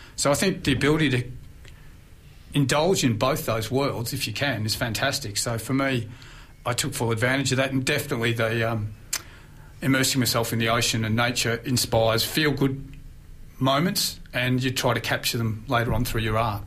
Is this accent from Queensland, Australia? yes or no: no; Mornington Peninsula, Victoria, Australia; spent half my life growing up on the Mornington Peninsula at a friend's house in Blair Gowrie